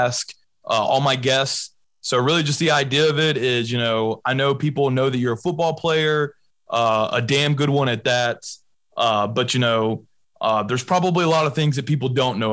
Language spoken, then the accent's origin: English; Alabama, United States; now in Atlanta, United States; I'm actually from Alabama too. Not as north as Huntsville. A little about an hour south of Tuscaloosa